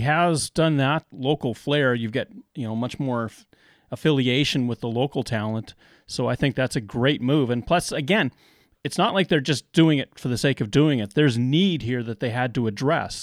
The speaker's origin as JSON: {"language": "English", "country": "Canada", "said": "I, as a Canadian"}